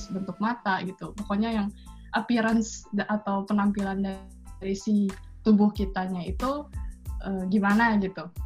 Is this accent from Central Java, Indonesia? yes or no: no; Bandung, West Java, Indonesia; dari hmm. dari Bandung